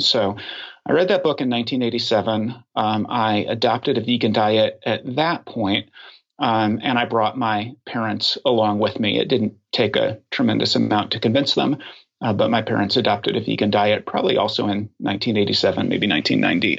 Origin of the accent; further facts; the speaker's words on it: Oklahoma, United States; moved away as an adult; now in Washington, D.C., United States; my formative years, uh, I grew up in Oklahoma.